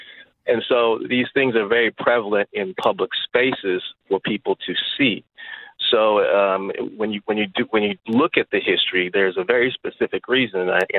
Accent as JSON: {"language": "English", "town": "Dallas", "region": "Texas", "country": "United States", "tie": "born or raised there", "moved": "yes", "lives_now": "Silver Lake, United States", "said": "I grew up in the South in Dallas."}